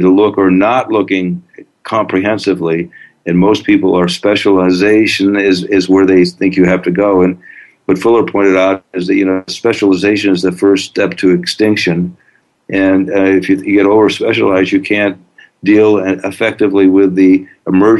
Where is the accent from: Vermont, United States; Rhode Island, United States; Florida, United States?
Vermont, United States; St. Johnsbury; I grew up in Vermont and Lindenville was 10 miles away from St. Johnsbury